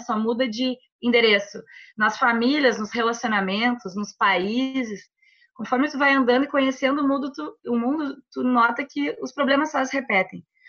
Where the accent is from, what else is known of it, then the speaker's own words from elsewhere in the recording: Porto Alegre, Rio Grande do Sul, Brazil; Sou gaúcha, tenho 34 anos, moro, sempre morei em Porto Alegre, no Rio Grande do Sul